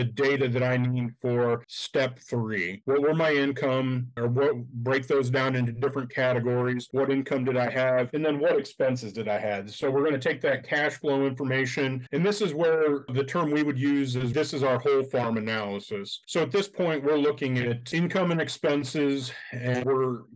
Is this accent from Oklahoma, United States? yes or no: no; Northwest Ohio, United States; being from Northwest Ohio myself